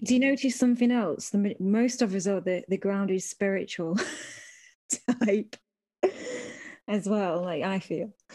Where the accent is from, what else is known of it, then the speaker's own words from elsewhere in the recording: United Kingdom; I'm so British